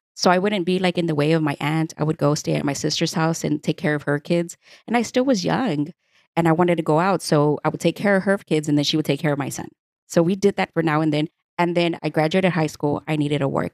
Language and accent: English; Houston, Texas, United States; born and raised in Houston, Texas